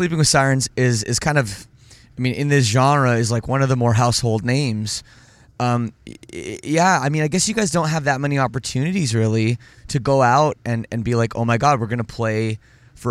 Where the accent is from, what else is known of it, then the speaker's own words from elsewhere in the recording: Canada; I'm from Canada